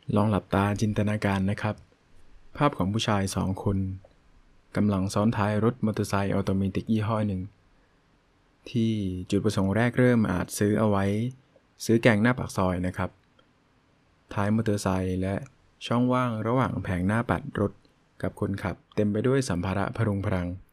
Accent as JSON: {"language": "Thai", "region": "Phang Nga", "country": "Thailand", "tie": "born or raised there", "said": "จังหวัดพังงาซึ่งเป็นจังหวัดที่ผมเกิดแล้วก็อาศัยอยู่ปัจจุบัน"}